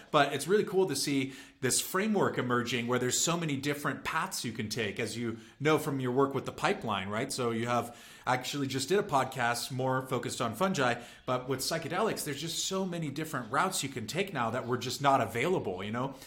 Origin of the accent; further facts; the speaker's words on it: San Diego and San Francisco, California, United States; I grew up in San Diego and in San Francisco